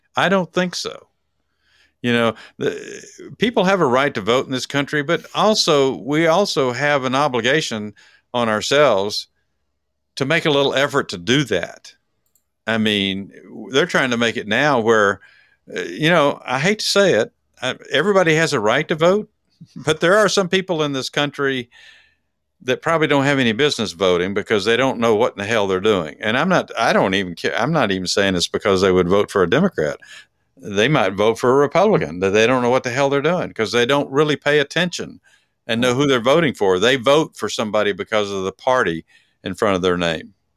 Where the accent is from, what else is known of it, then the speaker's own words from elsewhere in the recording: Texas, United States; I'm from Texas.